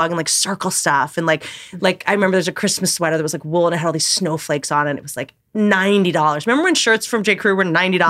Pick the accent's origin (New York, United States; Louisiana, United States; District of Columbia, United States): District of Columbia, United States; Washington; also born or lived in Virginia / Harpers Ferry, West Virginia; I was half grew up in Washington, D.C. in Georgetown.